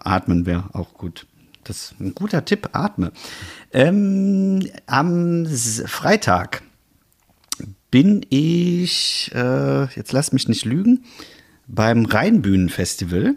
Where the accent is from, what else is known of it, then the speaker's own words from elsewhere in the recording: Bonn, North Rhine-Westphalia, Germany; moved away; als Exil-Bonner